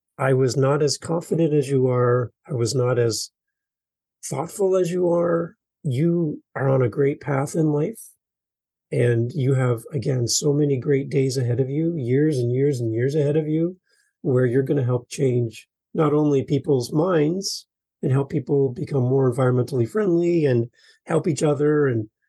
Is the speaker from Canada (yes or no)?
yes; Canada; as a Canadian here in Canada